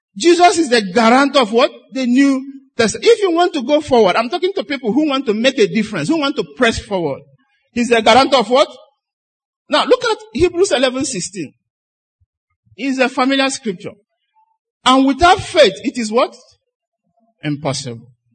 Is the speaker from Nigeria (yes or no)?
yes; Nigeria; I'm a Nigerian